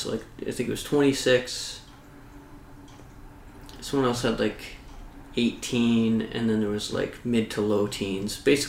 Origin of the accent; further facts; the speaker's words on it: Canada; we're Canadian.